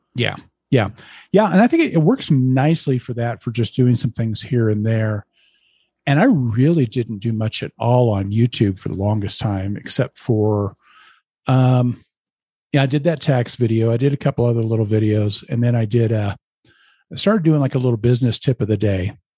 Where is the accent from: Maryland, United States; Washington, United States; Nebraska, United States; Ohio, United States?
Nebraska, United States; Lincoln; moved away as an adult; now in Colorado, United States; I grew up in Lincoln, Nebraska